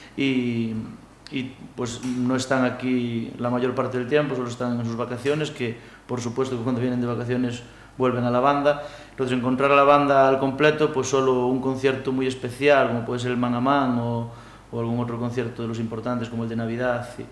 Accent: Cheve, Galicia, Spain; soy de Cheve

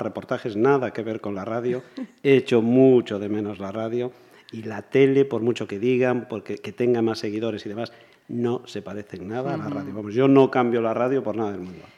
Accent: Campo Lameiro, Galicia, Spain; Yo nací en la República Independiente de Lameiro.

